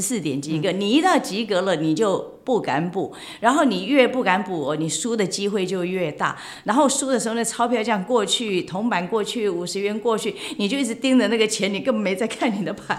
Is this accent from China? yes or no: no; Kinmen County, Taiwan; 我们金门人做的那个碰